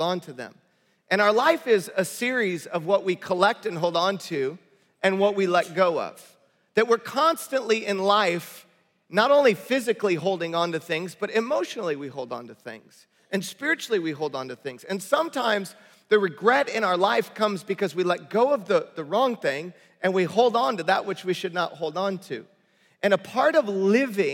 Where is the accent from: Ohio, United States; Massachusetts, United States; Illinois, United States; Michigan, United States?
Michigan, United States; Detroit; also born or lived in Bay Area, California; now in Southern California, United States; I grew up in Detroit, Michigan.